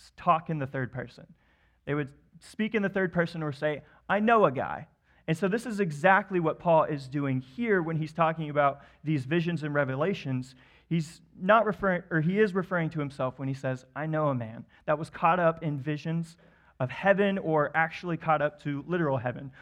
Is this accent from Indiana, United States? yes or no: no; Wichita, Kansas, United States; I grew up actually in Wichita, Kansas